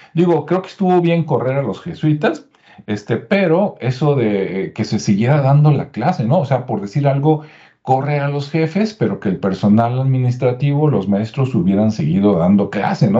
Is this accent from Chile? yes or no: no; Mexico; somos los mexicanos y latinoamericanos